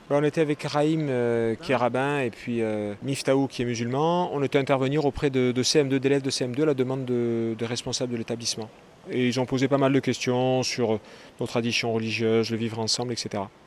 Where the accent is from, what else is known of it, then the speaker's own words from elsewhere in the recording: Carnoux-en-Provence, Provence-Alpes-Côte d'Azur, France; also born or lived in Aubagne; je suis né à Carnoux en Provence